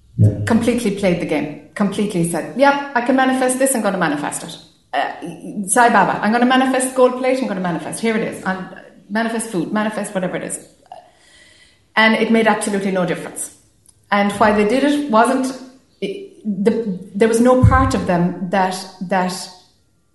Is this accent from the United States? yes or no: no; Ireland; being Irish or, you know, being the youngest of a big family